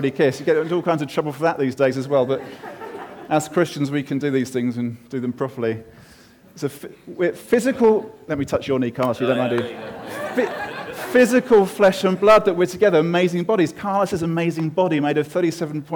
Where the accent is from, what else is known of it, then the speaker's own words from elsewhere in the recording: United Kingdom; I'm British and male